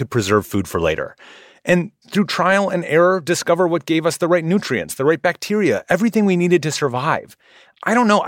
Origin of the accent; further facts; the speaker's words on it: Midwest, United States; I grew up in the Midwest, where I ate things like pickled herring, Jell-O mayonnaise salads